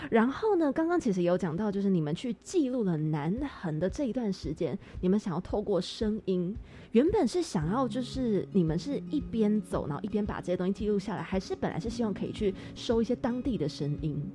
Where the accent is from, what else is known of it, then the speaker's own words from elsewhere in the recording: Taipei, Taiwan; 因为我自己是台北人